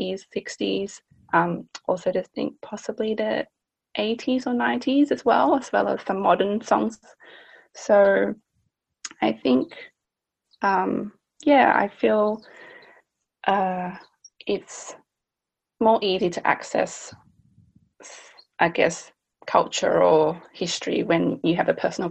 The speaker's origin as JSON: {"language": "English", "country": "Australia", "tie": "born or raised there", "said": "growing up in Australia, you're often labeled as Asian"}